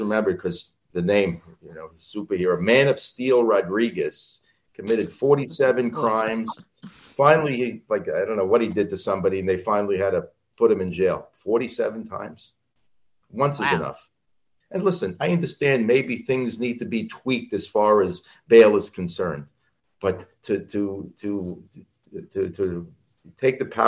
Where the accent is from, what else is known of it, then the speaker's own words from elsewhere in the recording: Franklin Square, New York, United States; also born or lived in Cedarhurst; I grew up on Long Island. I've always lived on Long Island. I grew up in Franklin Square